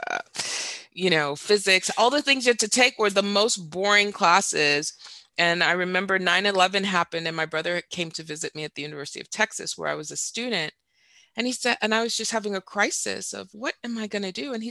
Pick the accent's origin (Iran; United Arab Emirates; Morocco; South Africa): United Arab Emirates; Dubai; also born or lived in Saudi Arabia / Doha, Qatar; now in United States; In fact, my dad was a physician and I grew up in the Middle East. I grew up in Dubai and in Saudi Arabia and Doha, Qatar.